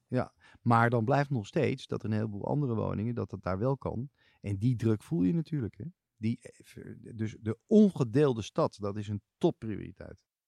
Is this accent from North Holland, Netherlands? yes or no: yes; Amsterdam, North Holland, Netherlands; Ik ben geboren op de Nieuwe Keizersgracht. Ik ben kind van Nieuw-Zuid